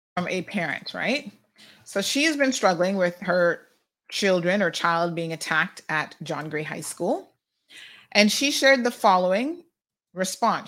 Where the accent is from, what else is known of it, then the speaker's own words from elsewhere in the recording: United States; now in Cayman Islands; in the U S we say laboratories